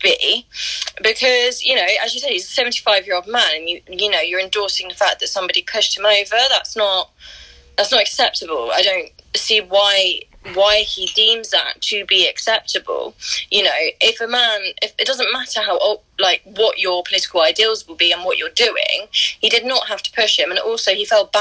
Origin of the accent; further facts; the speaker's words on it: Brighton, South East England, United Kingdom; I'm going to a protest in Brighton on Saturday, which is where I'm from. Our protests haven't even started in my hometown